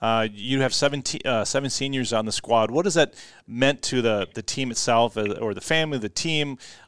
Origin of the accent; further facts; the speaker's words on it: Rochester, Minnesota, United States; moved away; I grew up in Rochester a little bit